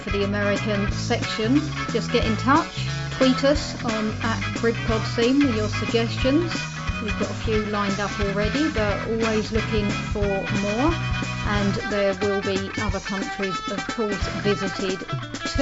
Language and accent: English; London, United Kingdom; I'm from London